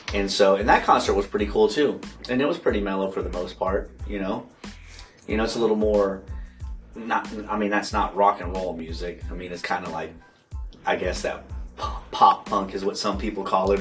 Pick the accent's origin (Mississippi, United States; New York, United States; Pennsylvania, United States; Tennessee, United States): Mississippi, United States; I grew up in the South, um, in Mississippi.